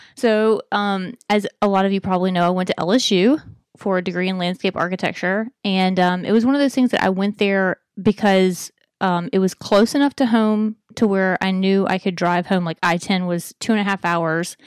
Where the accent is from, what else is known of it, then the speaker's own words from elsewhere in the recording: Alabama, United States; moved away; I'm from Alabama.